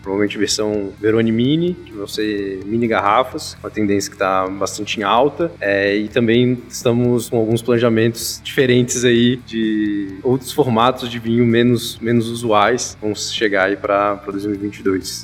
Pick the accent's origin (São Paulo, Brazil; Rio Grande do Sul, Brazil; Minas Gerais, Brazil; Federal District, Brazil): Federal District, Brazil; Brasília; Sou nascido em Brasília